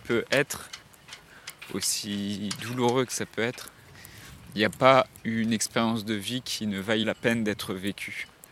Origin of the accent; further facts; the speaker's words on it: Séné, Brittany, France; moved away; Là actuellement je suis dans la ville dans laquelle j'ai grandi, en Bretagne. C'est un village qui s'appelle euh, Séné, qui est au sud de Vannes, dans le Morbihan